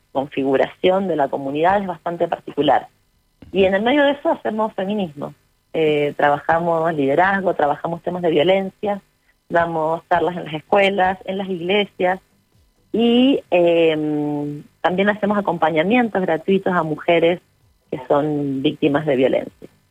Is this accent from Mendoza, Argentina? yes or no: yes; Uspallata, Mendoza, Argentina; Nosotros somos de Uspallata y alta montaña